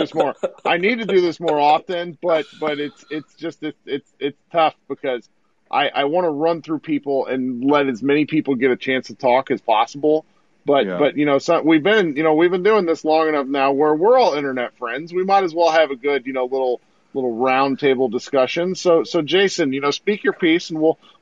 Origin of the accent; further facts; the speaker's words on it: Missouri, United States; I was born in Missouri.